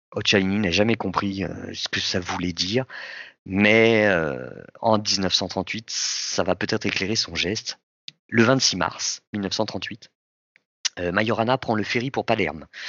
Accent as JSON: {"language": "French", "country": "France", "said": "Nous, en France"}